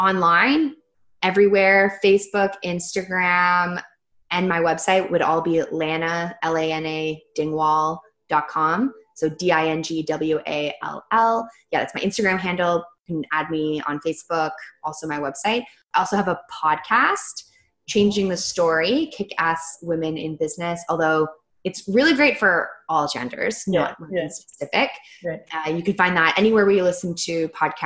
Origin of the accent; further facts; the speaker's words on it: Canada; I'm Canadian